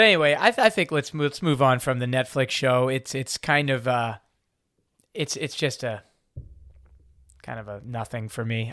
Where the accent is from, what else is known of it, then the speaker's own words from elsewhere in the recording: outside of Baltimore, Maryland, United States; I grew up outside of Baltimore